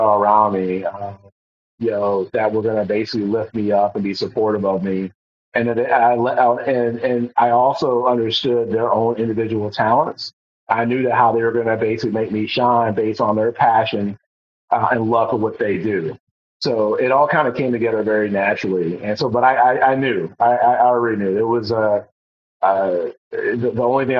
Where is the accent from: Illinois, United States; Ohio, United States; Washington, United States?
Ohio, United States; Euclid; moved away; I grew up in Cleveland, Ohio.